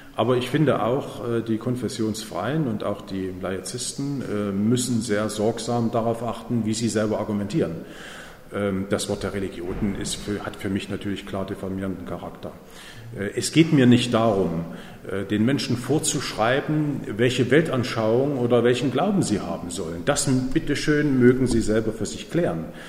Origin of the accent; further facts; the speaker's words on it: East Germany, Germany; ich komme ja aus Ostdeutschland